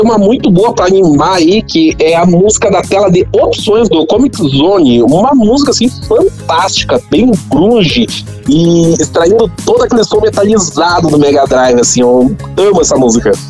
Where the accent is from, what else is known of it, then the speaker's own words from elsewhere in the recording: Brazil; moved away as an adult; also born or lived in Japan; eu sou brasileiro